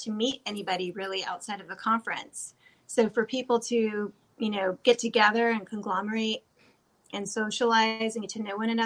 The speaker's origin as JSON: {"language": "English", "region": "California", "country": "United States", "tie": "born or raised there", "said": "I grew up in California"}